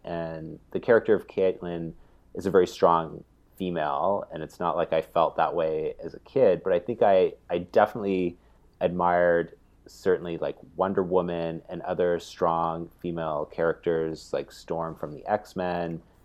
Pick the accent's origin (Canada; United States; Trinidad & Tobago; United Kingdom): Canada; growing up in Canada